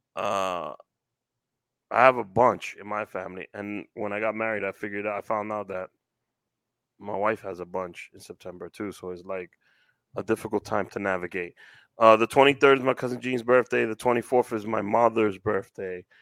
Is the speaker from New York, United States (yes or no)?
yes; New York City, New York, United States; Growing up in Washington Heights